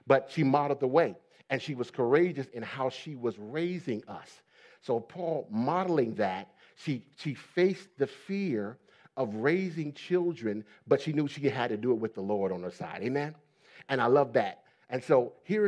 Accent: Ohio, United States; also born or lived in Pennsylvania; I grew up in the Middle East, stern part of the United States, Ohio. I was born in Pennsylvania, but raised in Ohio

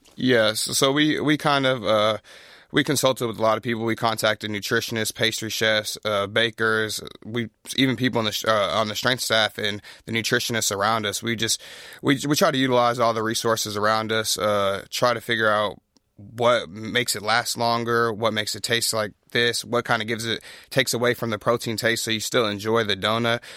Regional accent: Pflugerville, Texas, United States; I grew up in Pflugerville, so just north of here, not too far

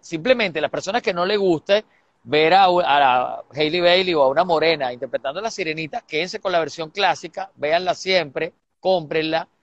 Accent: Venezuela

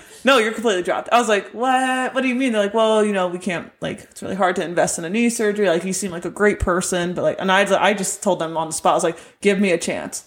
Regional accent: United States; moved away as an adult; also born or lived in England; I'm the American player

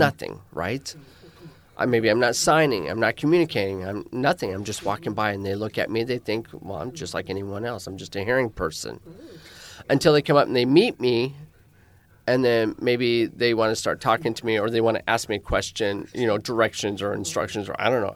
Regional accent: Spokane, Washington, United States; first language American Sign Language; English is a second language; moved away as an adult; also born or lived in New York / Phoenix; I am originally born and raised in Washington State, the city of Spokane.

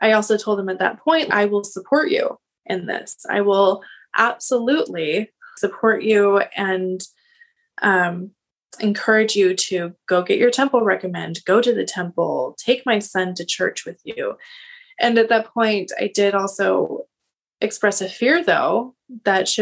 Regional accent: Seattle, Washington, United States; I'm from the Seattle area

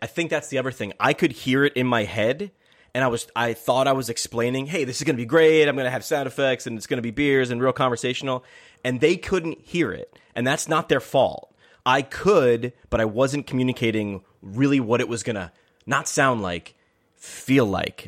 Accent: Poughkeepsie, New York, United States; moved away; my hometown in up, upstate New York in Poughkeepsie

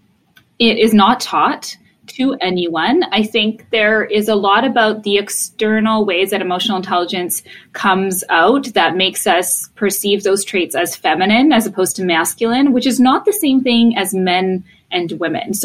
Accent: Poland; moved away; I was born in Poland.

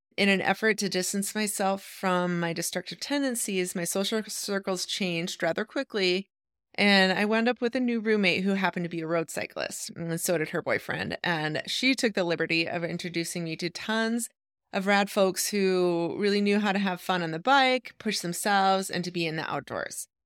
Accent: Idaho, United States; moved away as an adult; also born or lived in Eugene, Oregon; I grew up in Idaho

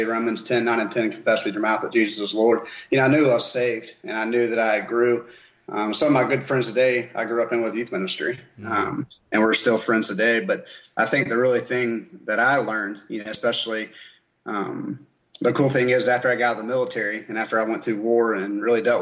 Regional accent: Columbia, South Carolina, United States; I was raised in South Carolina, right here in Columbia. So born and raised

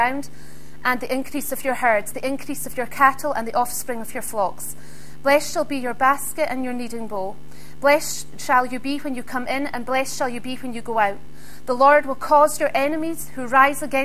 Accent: Isle of Skye, Scotland, United Kingdom; I come from the Isle of Skye

